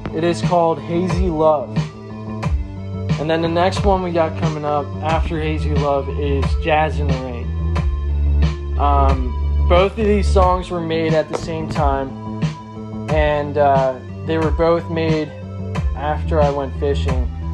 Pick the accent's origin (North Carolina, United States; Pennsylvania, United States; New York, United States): Pennsylvania, United States; Reading; I'm from Reading, PA